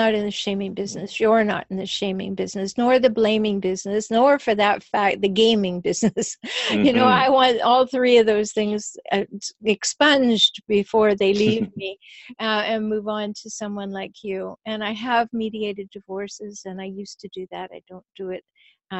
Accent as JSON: {"language": "English", "country": "Canada", "said": "I'm from Canada"}